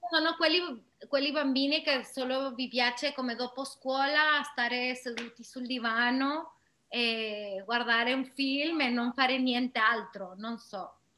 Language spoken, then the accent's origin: Italian; Mexico; Italian is a second language; moved away; io che sono da Messico